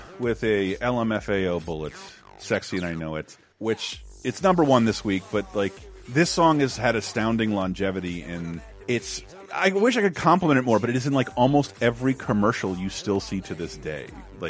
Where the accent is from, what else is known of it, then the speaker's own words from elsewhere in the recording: Tallahassee, Florida, United States; my hometown of Tallahassee, which is... You forget is a very, very Native American word.